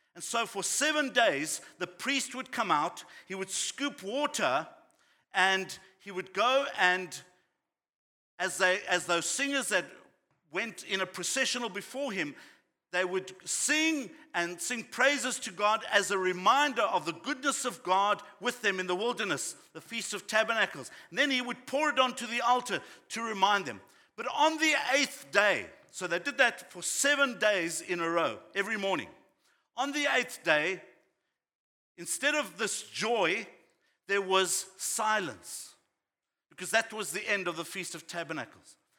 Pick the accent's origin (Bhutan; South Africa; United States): South Africa; growing up in South Africa